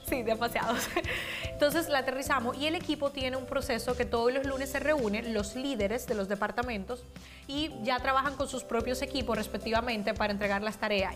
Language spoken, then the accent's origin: Spanish; Dominican Republic; also born or lived in Spain; now in United States; yo soy de Dominicana, soy de República Dominicana